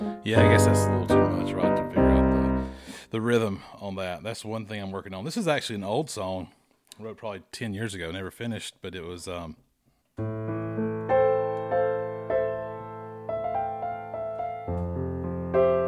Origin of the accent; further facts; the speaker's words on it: the South, United States; growing up in the South